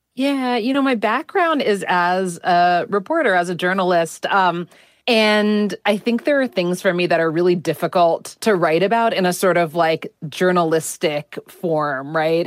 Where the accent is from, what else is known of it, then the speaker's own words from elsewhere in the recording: United States; I'm Indian American